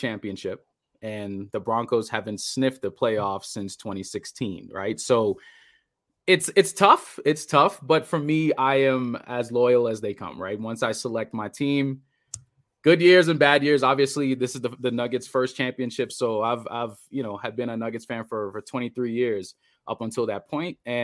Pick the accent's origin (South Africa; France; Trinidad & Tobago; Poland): Trinidad & Tobago; moved away; also born or lived in Bahamas; I went to high school in the Bahamas, but I'm originally from Trinidad.